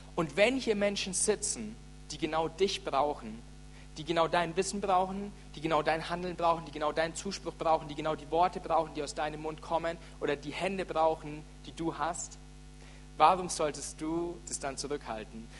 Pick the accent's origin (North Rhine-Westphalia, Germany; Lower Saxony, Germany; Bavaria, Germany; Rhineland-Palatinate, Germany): Bavaria, Germany; Franconia; ich bin echter Franke